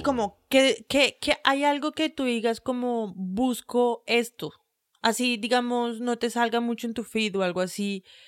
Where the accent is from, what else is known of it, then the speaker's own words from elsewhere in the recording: Colombia; somos de Colombia